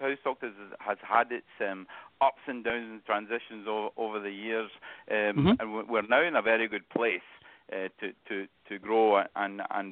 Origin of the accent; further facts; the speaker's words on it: Scotland, United Kingdom; accent: Scottish; moved away as an adult; now in Cincinnati, United States; I still have that Scottish accent. So originally from Scotland